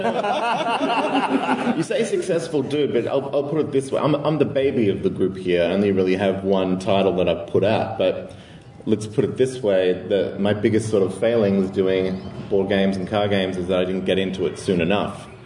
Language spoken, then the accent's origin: English; Australia; I come from Australia, as you might be able to tell